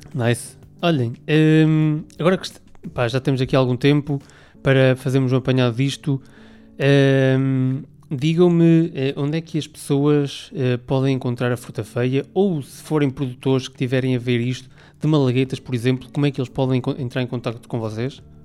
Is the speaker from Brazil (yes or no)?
no; Aveiro, Centro, Portugal; de Aveiro, que eu sou de Aveiro